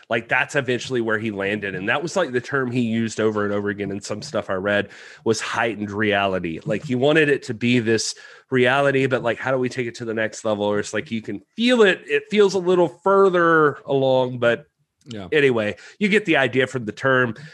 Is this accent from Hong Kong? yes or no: yes; Kowloon Bay, Hong Kong; born there; I was born in Kowloon Bay.